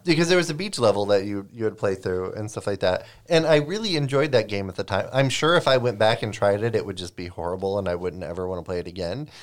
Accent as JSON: {"language": "English", "area": "Lake Michigan", "region": "Midwest", "country": "United States", "tie": "born or raised there", "said": "I grew up on Lake Michigan."}